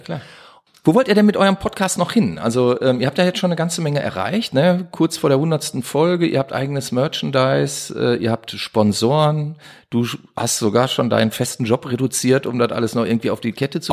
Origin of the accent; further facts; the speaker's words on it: Duisburg, North Rhine-Westphalia, Germany; Bin ja Duisburger Jugend, bin hier geboren, erst in Meidrich aufgewachsen